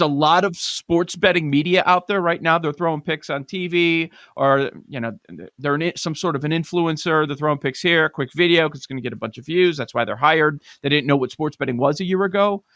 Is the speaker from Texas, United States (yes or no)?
yes; Texas, United States; I'm from Texas.